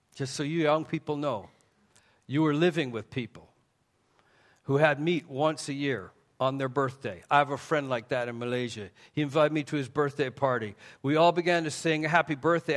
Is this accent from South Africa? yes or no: no; Canada; also born or lived in Taiwan; Even though I'm from Canada, it was Southern Baptists who came up and reached my parents